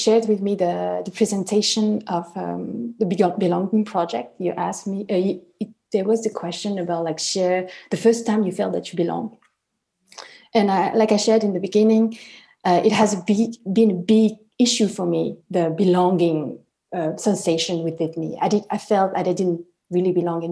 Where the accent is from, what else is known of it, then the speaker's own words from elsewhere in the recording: France; I'm French. I was born here and I studied here.